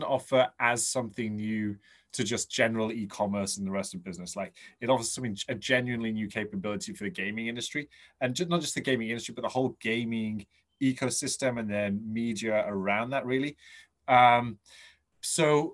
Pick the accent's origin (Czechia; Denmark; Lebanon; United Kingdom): United Kingdom; England; I'm English